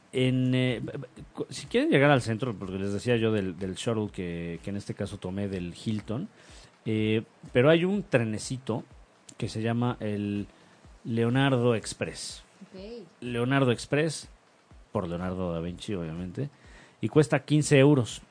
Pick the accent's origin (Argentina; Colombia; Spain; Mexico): Mexico; yo no soy argentino, yo soy mexicano